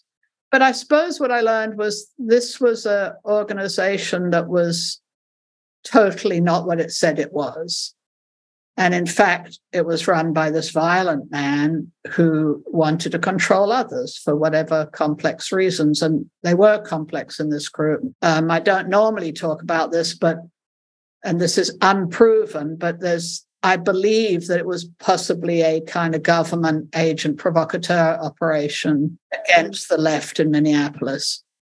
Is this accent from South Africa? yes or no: yes; South Africa; because I'm originally South African and my family, my father was South African, and my father and sister were working for the ANC.